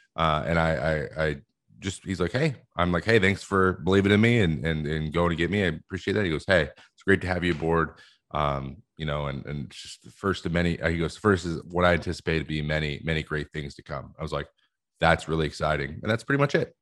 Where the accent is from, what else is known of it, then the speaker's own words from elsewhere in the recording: West Coast, United States; I'm from the West Coast